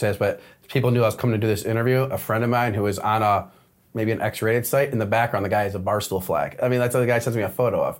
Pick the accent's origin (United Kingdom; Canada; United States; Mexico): United States; Detroit, Michigan; we're from Detroit.